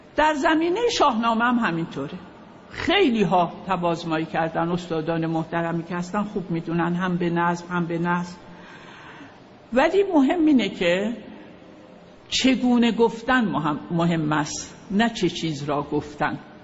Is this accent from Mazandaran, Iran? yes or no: no; Khoy, West Azerbaijan, Iran; moved away; also born or lived in Tehran / Paris / Kashmar; من در شهر خوی دنیا آمدم خوی یه شهری است در شهر آذربایجان